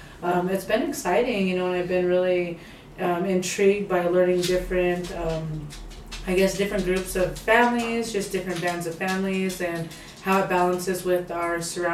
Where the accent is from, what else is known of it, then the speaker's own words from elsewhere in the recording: Crowheart, Wyoming, United States; now in Fort Washakie, United States; Growing up in Crowheart most of my life, then growing up in predominantly, you know, white societies, I never had the opportunity to grow up with my relatives or grow up with my traditions or ceremonies behind me.